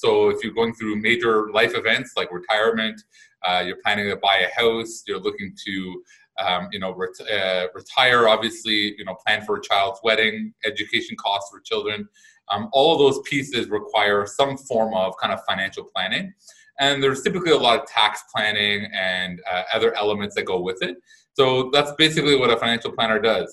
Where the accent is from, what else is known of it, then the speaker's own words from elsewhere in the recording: Canada; I'm Canadian